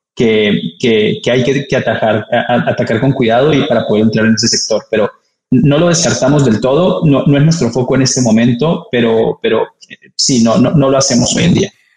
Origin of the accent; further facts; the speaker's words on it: Colombia; now in Mexico; soy colombiano